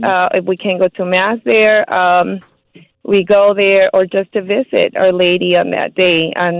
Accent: Mexico; now in Chicago, United States; growing up in Mexico

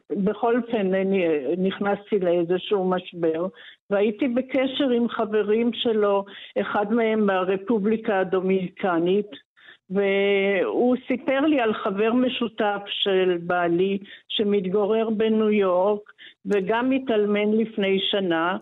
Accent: Haifa, Haifa District, Israel; also born or lived in Paris; אני ילידת חיפה ב-1957

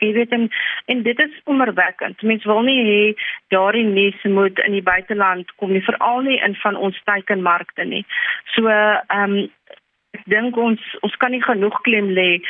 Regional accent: South Africa; as Suid-Afrikaners

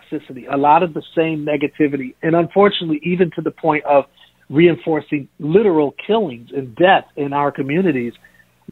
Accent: Milwaukee, Wisconsin, United States; I grew up in Milwaukee

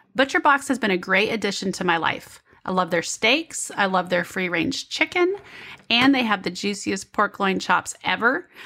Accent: Kansas City, Kansas, United States; I'm from Kansas City, but I'm on the Kansas side.

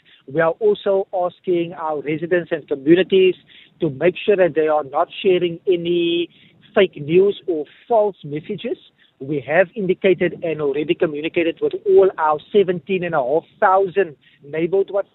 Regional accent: Cape Town, Western Cape, South Africa; back to my hometown where I grew up in Mitchells Plain

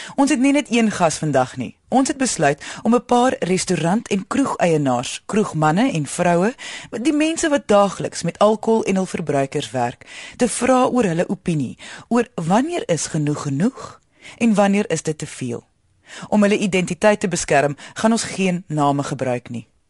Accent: South Africa; Ons as Suid-Afrikaners

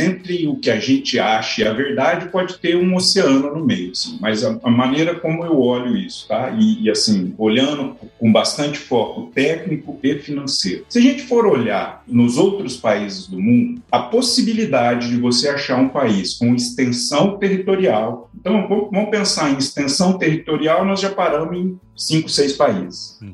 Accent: Araçatuba, São Paulo, Brazil; Eu, eu nasci em Aracatuba, no interior de São Paulo, uma cidade com muita tradição na pecuária

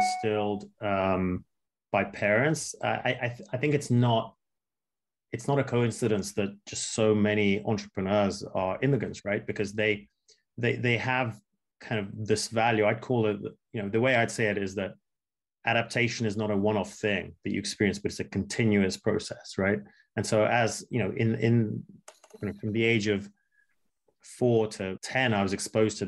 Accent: England, United Kingdom; also born or lived in Moscow, Russia; Growing up in England

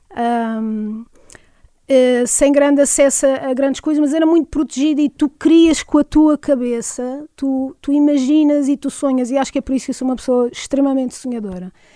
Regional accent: Porto Santo, Madeira, Portugal; moved away; also born or lived in Funchal; eu costumo dizer que sou do Porto Santo, apesar de ter nascido no Funchal, eu vivi a minha vida no Porto Santo

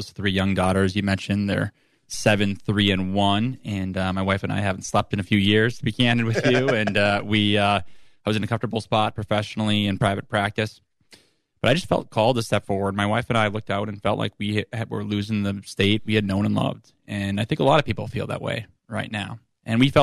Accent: rural Minnesota, United States; I'm Minnesotan through and through. I'm a fifth generation Minnesotan. I grew up in rural Minnesota, a town of 186 people

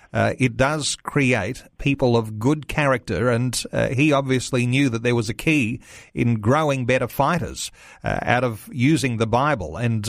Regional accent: Australia; it's something we can be actually very proud of as an Australian

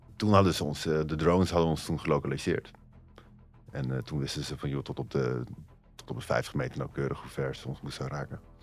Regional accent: Netherlands

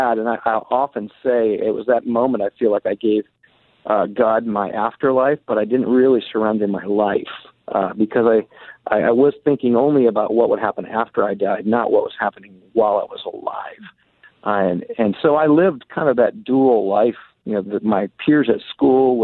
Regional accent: Muskegon, Michigan, United States; moved away as an adult; also born or lived in Deerfield, Illinois; now in Seattle, United States; I grew up in Michigan, Muskegon, Michigan, not too far from Grand Rapids, Michigan

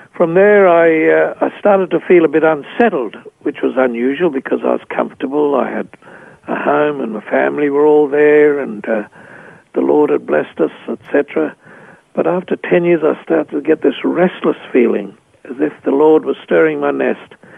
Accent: Australia; moved away as an adult; also born or lived in Papua New Guinea

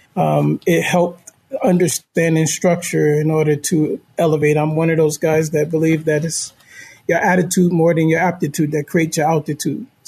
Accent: Newark, New Jersey, United States; So I grew up in Newark, New Jersey, grew up in the same city projects that Shaquille O'Neal grew up in.

